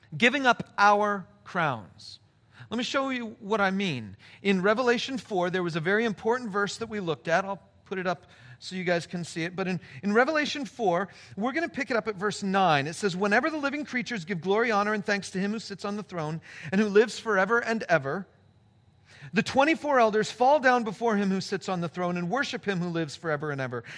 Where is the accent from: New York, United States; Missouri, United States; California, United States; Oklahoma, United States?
California, United States; Palm Springs; moved away; my hometown